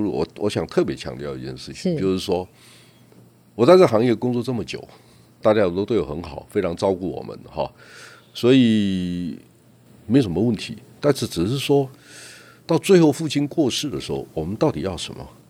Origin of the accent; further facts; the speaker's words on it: Toucheng, Yilan County, Taiwan; 我在老街长大，然后呢，我祖父有，有几个特色，我祖父是个诗人，他有三百多首可以找得到的著作，他是台湾诗社非常活跃的成员。然后呢，因为来往的都是文人，那我祖父还有一个特色，他是我们镇上象棋第一高手